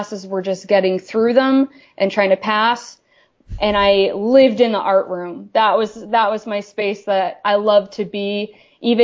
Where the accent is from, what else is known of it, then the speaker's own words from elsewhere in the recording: Maine, United States; Maine is a very rural place, and I grew up in a very rural part of Maine.